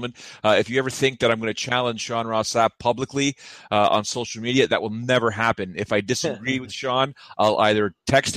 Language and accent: English; Toronto, Ontario, Canada; who was in Toronto, my hometown